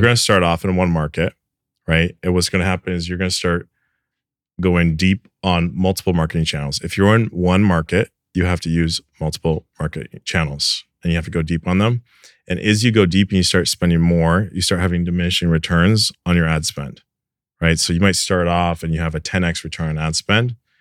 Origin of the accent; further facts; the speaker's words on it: Canada; moved away; I'm Canadian originally.